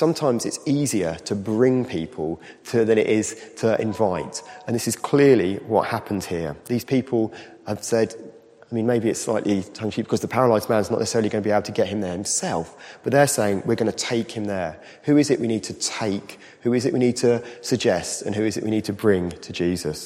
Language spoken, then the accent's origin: English; United Kingdom; as British people